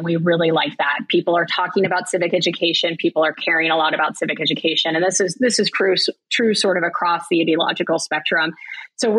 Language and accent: English; Broward County, Florida, United States; I grew up in Broward County, Florida, where we had a really strong social studies department in my high school.